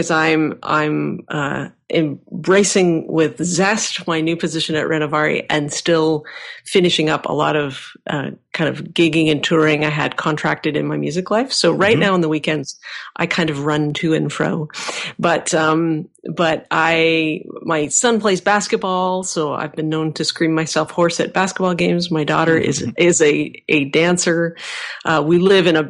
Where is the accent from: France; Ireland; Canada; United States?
Canada; Vancouver, British Columbia; born and raised in Vancouver.